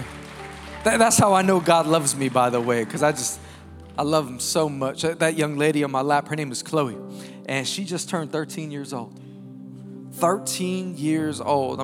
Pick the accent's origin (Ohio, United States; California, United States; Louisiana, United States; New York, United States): New York, United States; New York City; I'm born and raised in Queens, New York. I actually still live in New York with my wife and children